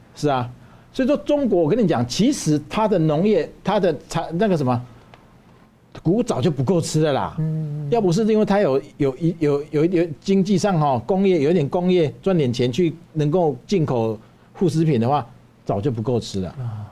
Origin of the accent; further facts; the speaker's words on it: Taiwan; 我们台湾人